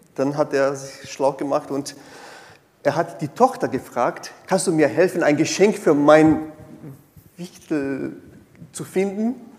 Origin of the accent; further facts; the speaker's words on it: Brazil; German is a second language; moved away; ich komme aus Brasilien, eine sehr stark äh, katholischen geprägten Land